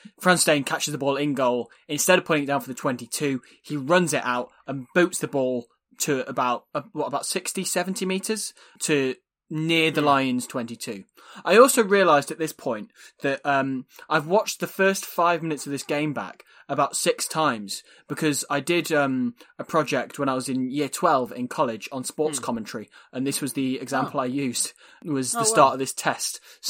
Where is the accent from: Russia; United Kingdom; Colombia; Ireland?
Ireland; as an Irishman, that's Brian O'Driscoll has never got to.